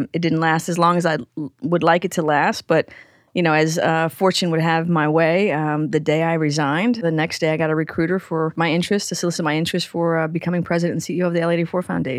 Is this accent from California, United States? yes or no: yes; Carson, California, United States; One, I grew up in Carson, so about 20 minutes south of downtown, the South Bay. And, you know, I really grew up in a bubble for the most part.